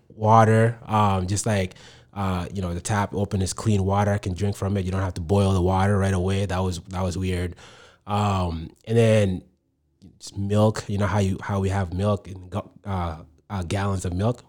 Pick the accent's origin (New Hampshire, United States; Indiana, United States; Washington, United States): New Hampshire, United States; Manchester; English is a second language; also born or lived in Sudan / Egypt; I grew up here. This is all that I knew